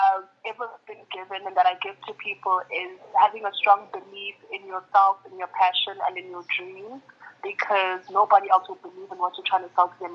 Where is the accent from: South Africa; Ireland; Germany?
South Africa; Kokstad, KwaZulu-Natal; moved away; my hometown, Ekokstad